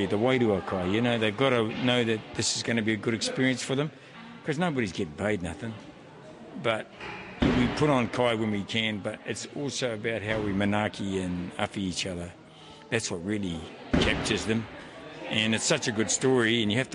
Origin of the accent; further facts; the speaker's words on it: New Zealand; being a polite Māori from Ngāti Toa here in Aotearoa